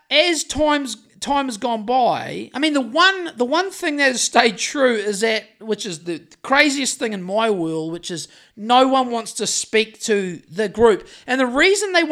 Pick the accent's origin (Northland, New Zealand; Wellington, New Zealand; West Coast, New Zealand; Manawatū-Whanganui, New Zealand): West Coast, New Zealand; Greymouth; I've walked up and down Oxford Street in Sydney a couple of times just to when I was fresh from Greymouth, just to see what all the fracas was about.